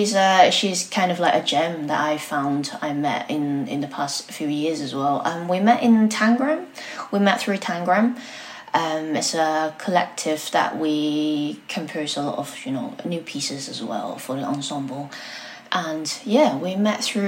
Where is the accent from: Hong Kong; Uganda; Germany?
Hong Kong; also born or lived in Brighton, United Kingdom / Manchester, United Kingdom; now in London, United Kingdom; I was born in Hong Kong and then I came to the UK quite many years ago.